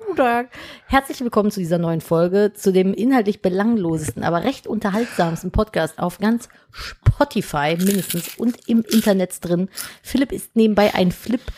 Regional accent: Cologne, North Rhine-Westphalia, Germany; ich bin Kölnerin

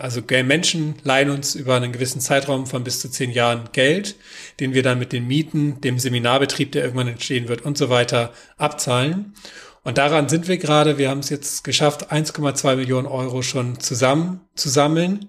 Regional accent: Northern Germany, Germany; now in Kirnhalden, Germany; Mein persönlicher Widerstand als Norddeutscher

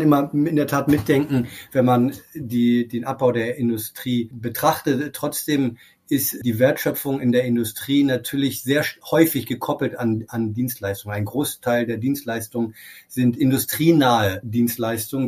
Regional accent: Germany; also born or lived in Berlin; now in Paris, France

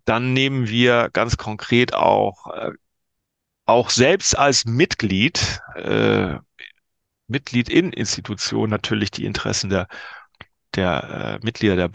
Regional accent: Northern Germany, Germany; Als, als Norddeutscher muss man sagen, war nicht ganz klein.

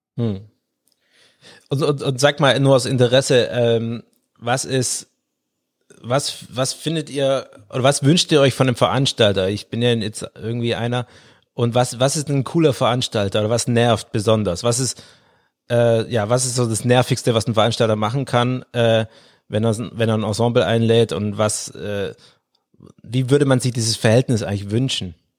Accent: Swabia, Baden-Württemberg, Germany; ich bin im Schwäbischen aufgewachsen

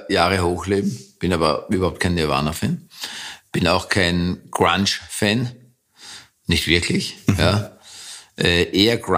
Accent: England, United Kingdom; born there; ich bin in England geboren und äh, habe einen völlig anderen Dialekt

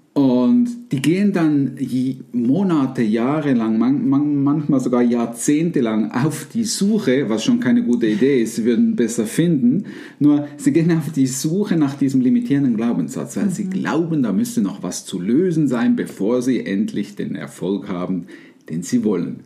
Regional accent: Switzerland; bei uns in der Schweiz

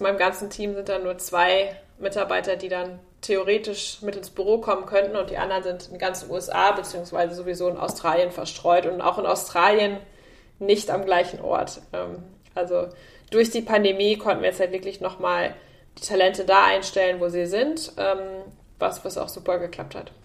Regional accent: Münster, North Rhine-Westphalia, Germany; moved away as an adult; now in San Francisco, United States; ich komme aus Münster, also ich bin quasi das Mädchen vom Lande

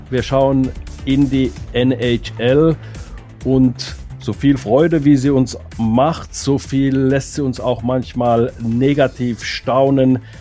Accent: Mannheim, Baden-Württemberg, Germany; legt mir das bitte nicht als Mannheimer Arroganz oder irgendwie sowas aus

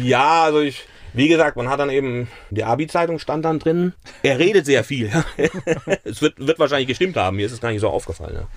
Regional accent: Königstein im Taunus, Hesse, Germany; first language German; also born or lived in Mainz; now in Essenheim, Germany; Also wenn, dann bin ich natürlich ein Hesse. Ich bin, bin aber in Königstein im Taunus aufgewachsen

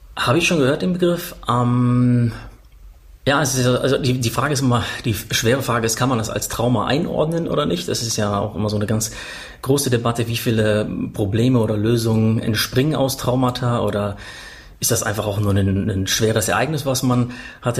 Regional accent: Paderborn, North Rhine-Westphalia, Germany; einen Park in Paderborn, war das, wo ich aufgewachsen bin

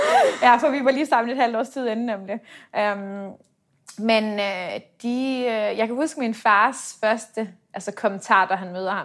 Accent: Denmark; moved away as an adult; now in Dubai, United Arab Emirates; som dansker

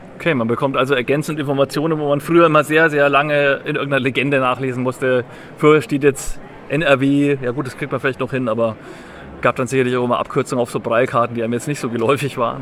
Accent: Nuremberg, Bavaria, Germany; ich bin aus Nürnberg

